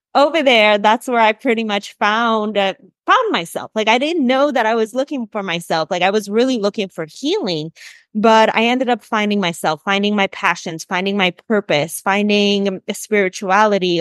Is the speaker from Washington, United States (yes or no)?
no; Chicago, Illinois, United States; moved away as an adult; also born or lived in Colombia; I'm originally from Chicago. I grew up in Chicago.